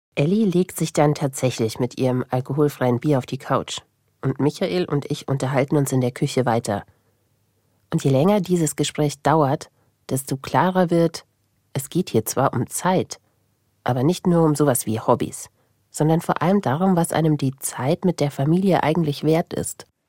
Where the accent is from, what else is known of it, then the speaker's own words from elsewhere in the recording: Regensburg, Bavaria, Germany; weil Regensburg meine Heimatstadt ist